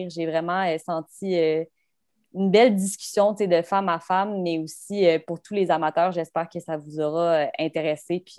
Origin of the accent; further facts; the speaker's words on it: Arizona, United States; je viens de l'Arizona ma famille tripe zéro hockey parce que en Arizona, c'était pas vraiment développé avant.